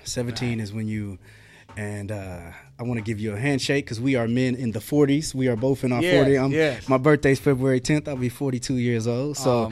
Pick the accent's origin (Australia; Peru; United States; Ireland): United States; Marion, Indiana; now in Indianapolis, United States; And I'm from Marion, Indiana